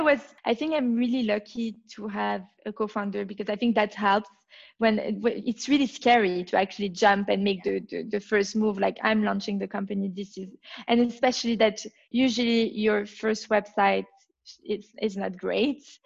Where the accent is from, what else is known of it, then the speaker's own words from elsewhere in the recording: Belgium; accent: French; English is a second language; now in London, United Kingdom; I come from Belgium, as you can tell from my accent, my French accent. I grew up uh, in Belgium